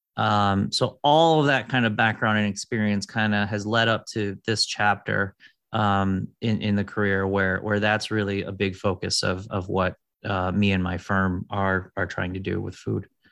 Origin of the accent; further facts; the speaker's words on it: Detroit, Michigan, United States; I grew up in Detroit